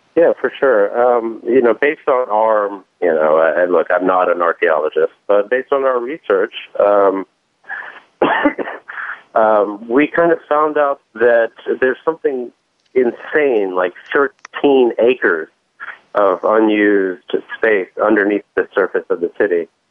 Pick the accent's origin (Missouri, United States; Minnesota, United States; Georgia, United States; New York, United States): New York, United States; New York City; when I was a kid growing up in New York